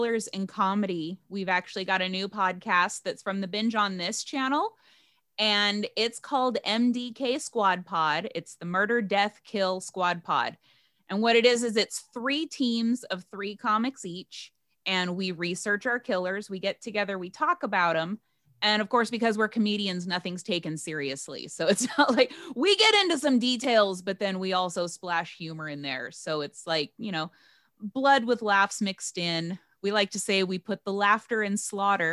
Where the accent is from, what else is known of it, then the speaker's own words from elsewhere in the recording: Bakersfield, California, United States; also born or lived in Riverside, California; I grew up in Riverside, California before I moved to Bakersfield